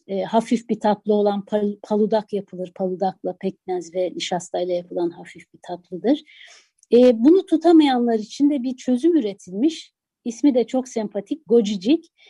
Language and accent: Turkish; Istanbul, Turkey; also born or lived in Adıyaman; Adıyaman'da çok az yaşamışsam da e, neticede evimizin içinde e, akrabalarımızla, yakın çevremizle e, yaşadığımız kültür Adıyaman'dan gelen kültürdü. Ama o gelenekler İstanbul'da tabii değişikliğe uğradı.